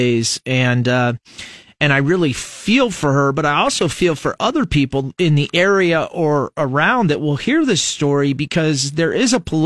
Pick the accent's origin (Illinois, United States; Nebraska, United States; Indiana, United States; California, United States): Nebraska, United States; Fremont; now in Lincoln, United States; I come from Fremont, 25,000, probably know 15,000 of them